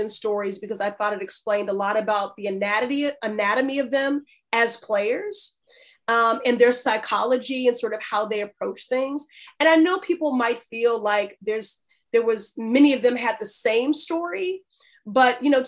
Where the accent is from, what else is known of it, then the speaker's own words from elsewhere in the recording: Chicago, Illinois, United States; moved away as an adult; now in Boston, United States; I was raised in Chicago. I lived there 18 years